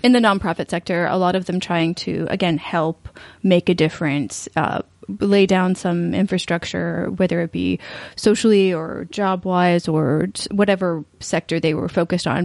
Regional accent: East Coast, United States; moved away; I grew up in the East Coast

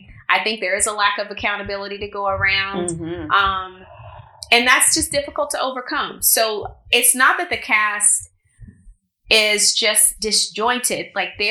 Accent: Arkansas, United States; I mean, I'm Arkansas proud. Don't get me wrong. But yeah, this is definitely home now for me. But my accent still isn't completely gone.

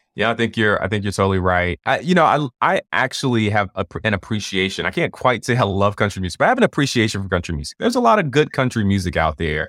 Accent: Atlanta, Georgia, United States; I'm from Atlanta

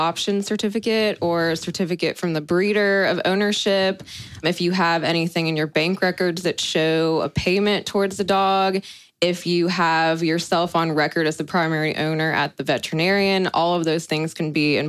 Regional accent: Tampa, Florida, United States; moved away as an adult; also born or lived in South Carolina; now in Charlotte, United States; I was born and raised in Tampa, Florida.

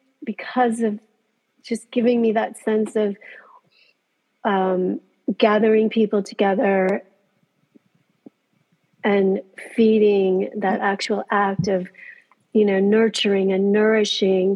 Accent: New Orleans, Louisiana, United States; moved away as an adult; also born or lived in South Korea / France; two Korean adoptees growing up in New Orleans.

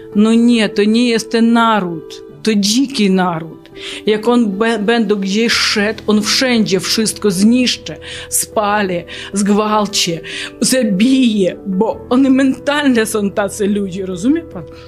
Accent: Kyiv, Ukraine; Polish is a second language; moved away as an adult; now in Janów Lubelski, Poland; jestem z Kijowa, e, pochodzę z Ukrainy

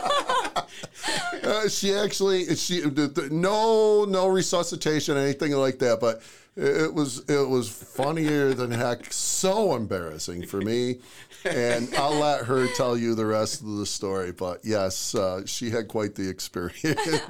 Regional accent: Oswego, New York, United States; moved away as an adult; also born or lived in Jefferson County, New York; I grew up in Oswego, New York

